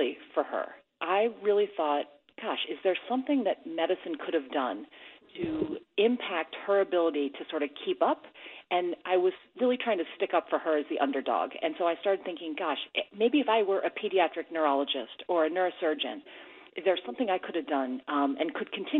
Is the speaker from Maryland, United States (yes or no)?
yes; Baltimore, Maryland, United States; So I grew up in Baltimore, Maryland, in one of the suburbs